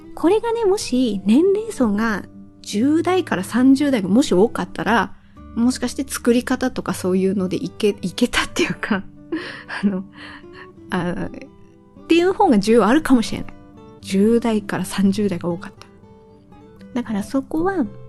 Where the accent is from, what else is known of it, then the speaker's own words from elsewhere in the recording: Tohoku, Japan; accent: dialect with -dabe / -daccha endings (Tohoku-type); 私の方言だったら語尾は、あの、誇張して言えばなんとかだべーとか、なんとかだっちゃーとか